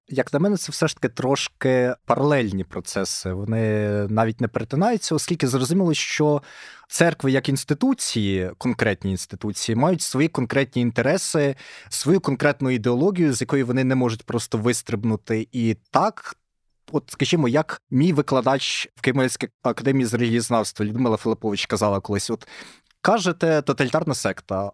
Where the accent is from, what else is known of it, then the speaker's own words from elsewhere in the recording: Kyiv, Ukraine; я з Києва